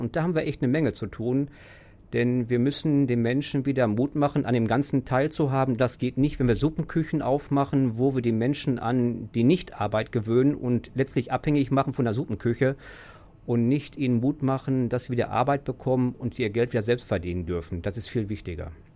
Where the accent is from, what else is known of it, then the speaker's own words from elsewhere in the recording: Hagen, North Rhine-Westphalia, Germany; Ich bin in Hagen geboren, äh, bin jetzt 50 Jahre alt und lebe zurzeit in Alpe